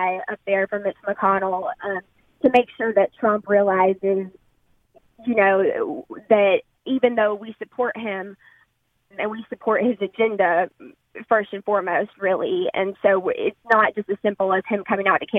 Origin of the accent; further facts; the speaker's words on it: Alabama, United States; I'm a Republican and I'm a Christian and I'm from Alabama